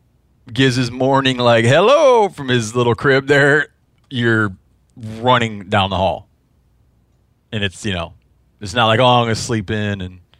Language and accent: English; Midwest, United States; I don't remember because I'm from the Midwest.